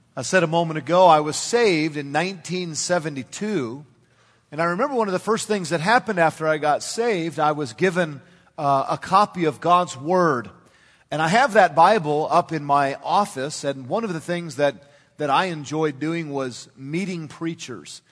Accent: Northern California, United States; as a young man growing up in Northern California

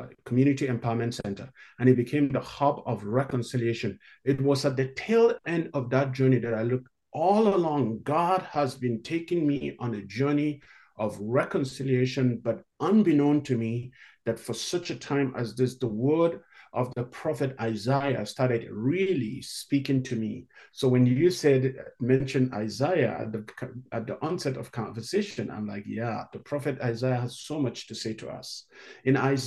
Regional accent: Northern Nigeria, Nigeria; moved away as an adult; also born or lived in South Africa / Hawaii / Chicago; now in Canada; I grew up in Northern Nigeria, where Christians are in the minority

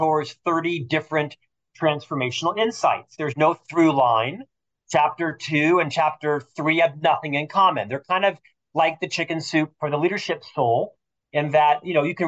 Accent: Orlando, Florida, United States; moved away as an adult; now in Salt Lake City, United States; I'm from Orlando, Florida, originally

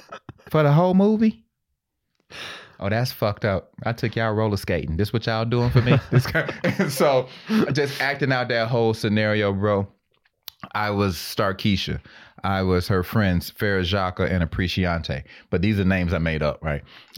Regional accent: Georgia, United States; I thought maybe they do that in L.A. I'm from Georgia. I'm not going to judge.

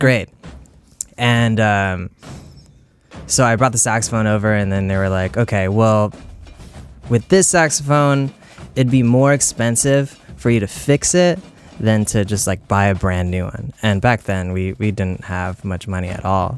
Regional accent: South Bay Area, California, United States; also born or lived in Oakland, California; I was born in Oakland, California, on a naval base, and I grew up kind of just like in the South Bay Area

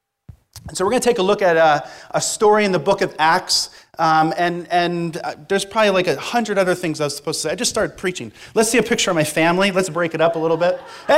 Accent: Reading, Pennsylvania, United States; moved away as an adult; now in Thessaloniki, Greece; I am from Reading, Pennsylvania.

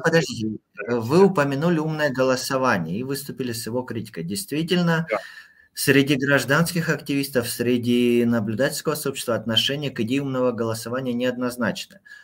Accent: Krasnodar Krai, Russia; в моем родном Краснодарском крае

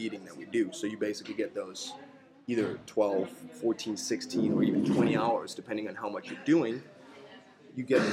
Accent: Denmark; also born or lived in North Dakota, United States; I grew up in Denmark.

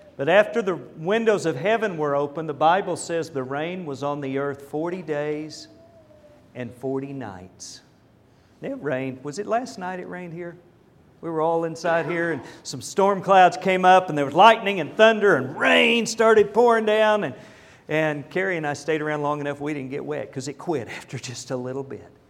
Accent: Lindsay, Oklahoma, United States; now in Dallas, United States; I was raised in Lindsay, Oklahoma.

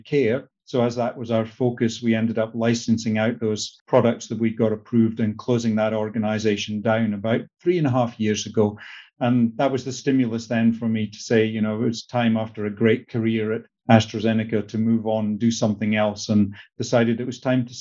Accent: north of Scotland, United Kingdom; moved away as an adult; also born or lived in Canada; Grew up in the north of Scotland

